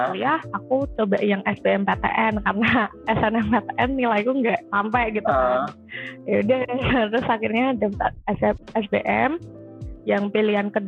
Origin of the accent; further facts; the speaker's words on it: Semarang, Central Java, Indonesia; Aku dari Semarang